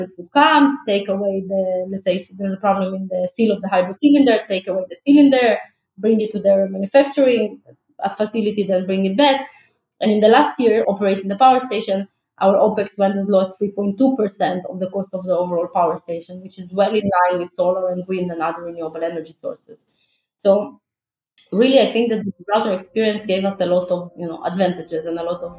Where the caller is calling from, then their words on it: Tel Aviv, Tel Aviv District, Israel; especially I'm speaking from Tel Aviv, Israel, like, sun is one of the best resources in Israel that we have.